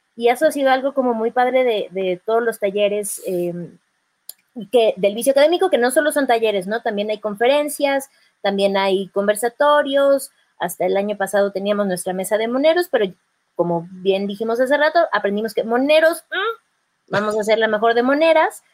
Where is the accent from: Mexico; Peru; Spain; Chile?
Mexico; State of Mexico; yo soy mexiquense